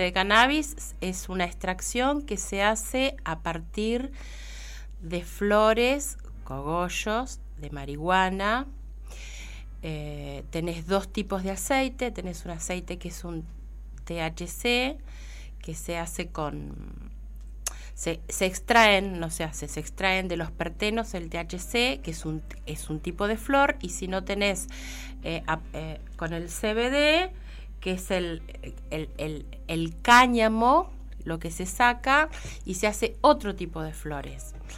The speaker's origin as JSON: {"language": "Spanish", "town": "Coronel Dorrego", "region": "Buenos Aires Province", "country": "Argentina", "moved": "yes", "lives_now": "Bahía Blanca, Argentina", "said": "soy de Coronel Dorrego"}